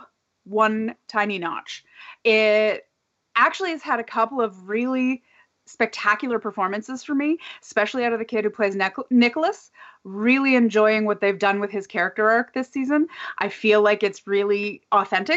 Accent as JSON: {"language": "English", "country": "Canada", "said": "as a Canadian"}